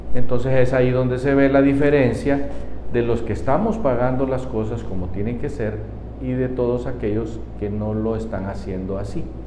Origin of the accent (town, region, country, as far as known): Honduras